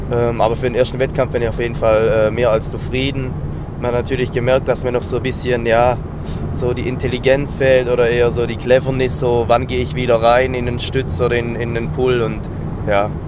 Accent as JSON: {"language": "German", "region": "Southern Germany", "country": "Germany", "said": "Allgemein habe ich mit Calisthenics noch nicht so viel am Hut gehabt, weil es bei uns in Süddeutschland einfach nicht so bekannt ist."}